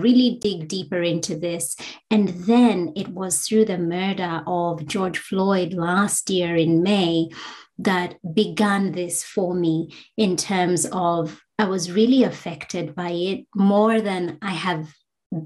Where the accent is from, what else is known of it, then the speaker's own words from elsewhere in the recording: Kenya; now in Australia; I'm a Black migrant woman from Kenya